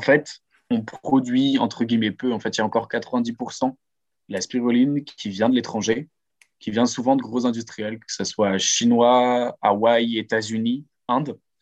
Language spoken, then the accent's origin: French; Lille, Hauts-de-France, France; j'ai 24 ans et je suis lillois